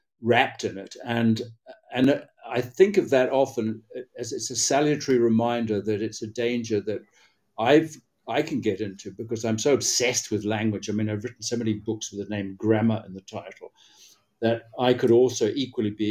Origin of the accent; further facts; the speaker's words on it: Hamilton, Waikato, New Zealand; also born or lived in Rotorua, New Zealand; now in Spain; I was brought up in a town called Hamilton